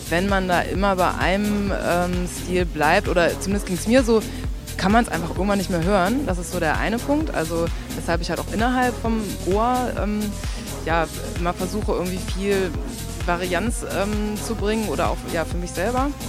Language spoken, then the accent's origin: German; Münster, North Rhine-Westphalia, Germany; Also ich komme aus Münster